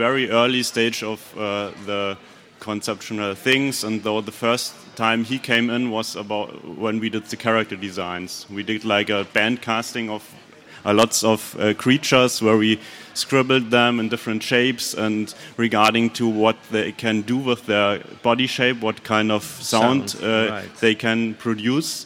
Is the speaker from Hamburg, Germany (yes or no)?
no; Munich, Bavaria, Germany; also born or lived in Berlin; I'm from Munich, but I moved to Berlin for a few months to do that together with Robert